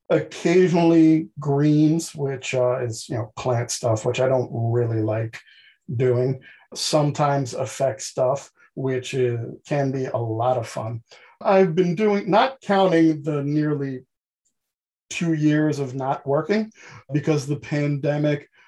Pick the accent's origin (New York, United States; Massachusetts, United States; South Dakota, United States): New York, United States; Queens; born and raised in Queens um, by immigrant parents, so I don't have the typical Archie Bunker Day Queens accent kind of thing. A lot of people have said I had a Southern drawl